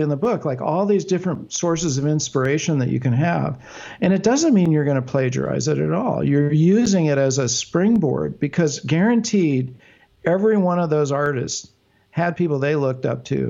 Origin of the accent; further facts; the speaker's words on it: Bay Area, California, United States; growing up in the Bay Area